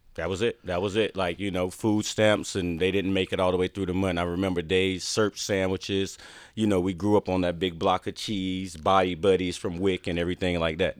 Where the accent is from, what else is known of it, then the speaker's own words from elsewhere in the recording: Wallace, North Carolina, United States; I grew up in Wallace, North Carolina, Eastern North Carolina. It's like a farm town